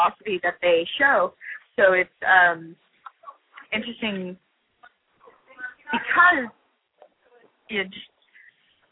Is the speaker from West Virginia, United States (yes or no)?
no; Texas, United States; now in New York, United States; I grew up in Texas